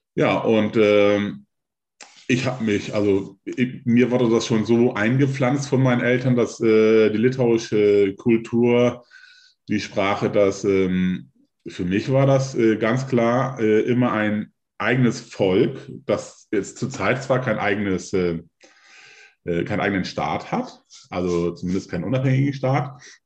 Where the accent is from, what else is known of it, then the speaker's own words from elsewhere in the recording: Hamburg, Germany; ich bin 1973 in Hamburg geboren